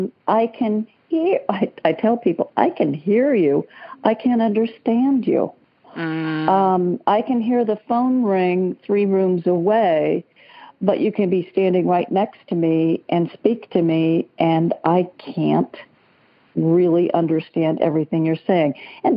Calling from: Palm Desert, California, United States; I'm calling from Palm Desert out in the very hot desert of Southern California.

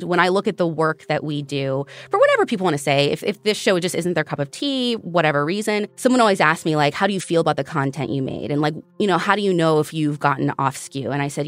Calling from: Alberta, Canada; I am from Alberta, Canada.

